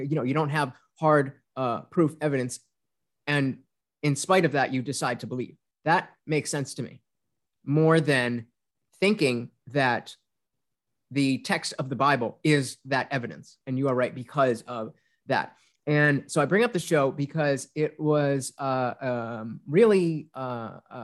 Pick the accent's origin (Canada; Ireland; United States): United States; I'm an American child